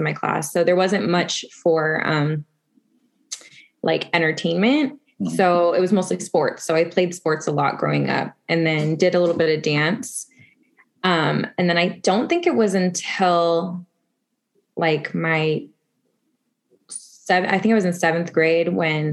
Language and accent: English; Las Vegas, Nevada, United States; I got it in my hometown